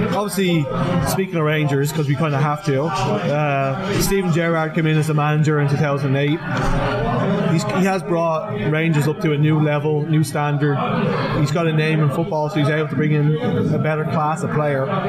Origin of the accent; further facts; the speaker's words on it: Ireland; moved away; being an Irish person